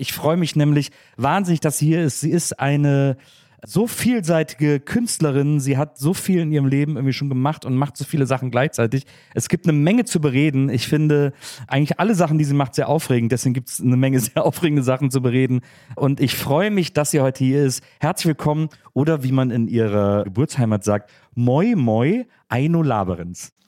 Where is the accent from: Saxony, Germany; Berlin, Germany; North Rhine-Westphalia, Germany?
North Rhine-Westphalia, Germany; Wesseling; ich komm aus Wesseling, das ist zwischen Köln und Bonn, eine kleine Stadt